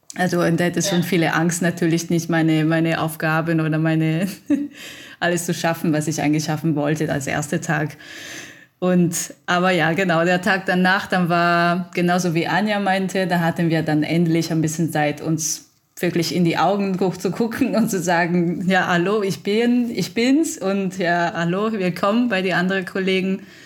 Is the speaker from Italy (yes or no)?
yes; Italy; German is a second language; moved away as an adult; now in Germany; ich bin Italienerin und kam ich eigentlich in Deutschland ein Jahr davor, könnte ich Deutsch ein bisschen reden